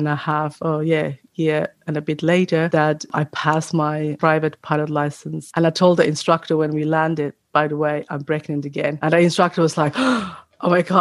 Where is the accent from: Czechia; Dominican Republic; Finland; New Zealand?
Finland; also born or lived in Australia; now in New South Wales, Australia; I'm from Finland, but I live in Australia